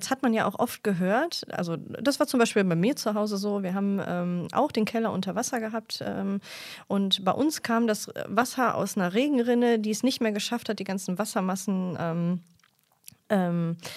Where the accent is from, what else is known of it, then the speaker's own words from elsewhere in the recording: Mülheim an der Ruhr, North Rhine-Westphalia, Germany; Ich komme jetzt aus Mülheim an der Ruhr.